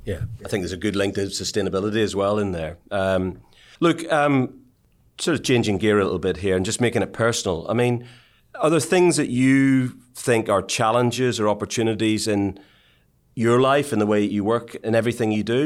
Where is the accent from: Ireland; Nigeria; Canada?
Ireland; the way I was brought up in Ireland